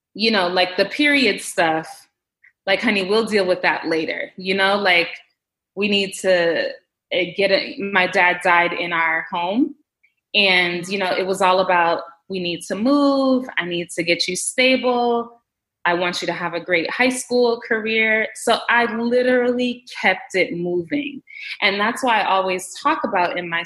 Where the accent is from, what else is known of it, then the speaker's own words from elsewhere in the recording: Jamaica; I'm of Jamaican heritage. I was born in Jamaica, and obviously my mom is Jamaican